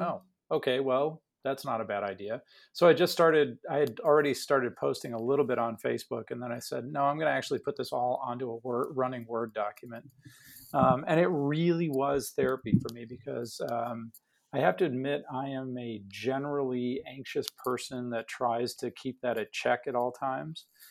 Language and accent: English; Chicago, Illinois, United States; moved away as an adult; also born or lived in St. Louis / Loma Linda; now in Houston, United States; I am born and raised in Chicago on the South Side